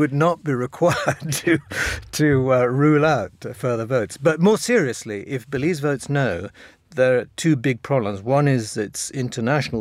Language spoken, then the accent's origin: English; Wales, United Kingdom; I'm Welsh, not English